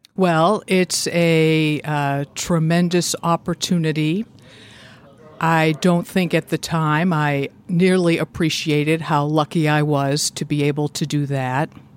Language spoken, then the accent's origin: English; Boston, Massachusetts, United States; moved away as an adult; also born or lived in Natick, Massachusetts; now in Indiana, United States; I grew up in the Boston area